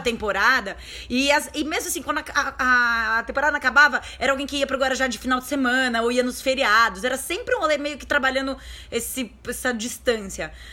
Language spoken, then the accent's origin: Portuguese; Guarujá, São Paulo, Brazil; a gente é, a gente é do Guarujá, a gente morou no Guarujá a nossa vida inteira